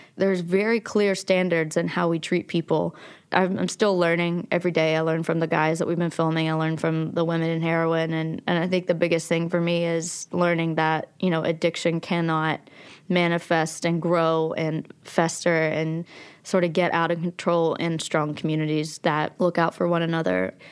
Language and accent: English; Logan, West Virginia, United States; also born or lived in Abingdon, Virginia; I was born in Abingdon, Virginia, and I grew up in Logan, West Virginia.